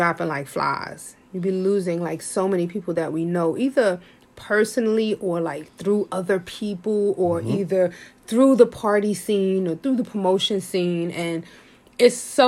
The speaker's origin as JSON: {"language": "English", "town": "New York City", "region": "New York", "country": "United States", "tie": "born or raised there", "said": "born and raised in Harlem, I was poor, but I never felt poor."}